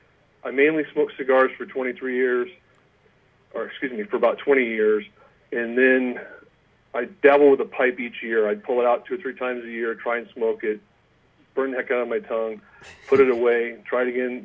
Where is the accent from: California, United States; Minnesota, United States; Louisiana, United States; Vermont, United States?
California, United States; East Bay, Bay Area; moved away as an adult; now in Auburn, United States; I grew up in the Bay Area in California, over in the East Bay